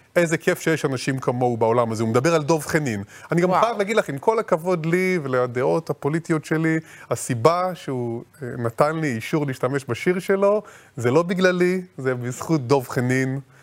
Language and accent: Hebrew; Israel; נולדתי פה, ההורים שלי נולדים פה, נולדו פה